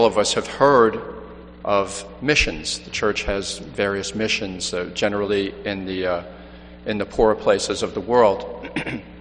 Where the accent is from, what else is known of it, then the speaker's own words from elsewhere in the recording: New York City, New York, United States; moved away as an adult; also born or lived in Boston; originally I'm from Manhattan, New York City